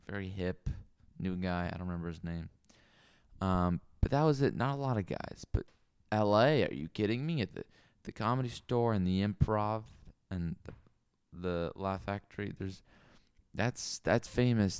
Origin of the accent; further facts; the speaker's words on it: Seattle, Washington, United States; also born or lived in Mercer Island; I grew up in Capitol Hill near Seattle and Seward Park as well, a little bit on Mercer Island